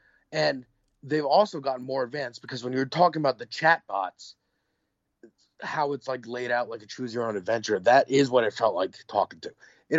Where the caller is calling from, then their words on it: New York, United States; from New York.